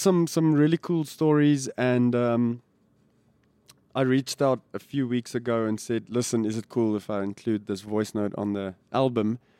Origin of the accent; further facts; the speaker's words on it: Pretoria, Gauteng, South Africa; And it was a cool place to grow up.